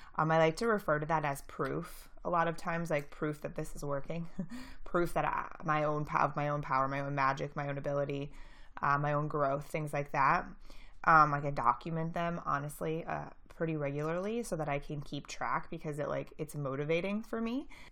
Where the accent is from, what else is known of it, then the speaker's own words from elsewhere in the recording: St. Louis, Missouri, United States; I'm from Saint Louis